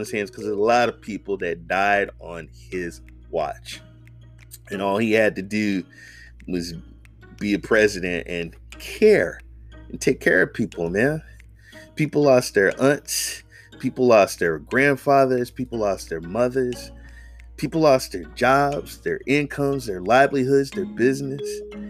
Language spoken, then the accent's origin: English; Oakland, California, United States; I'm from the Bay Area, Oakland. I've been voting for Kamala Harris for the longest time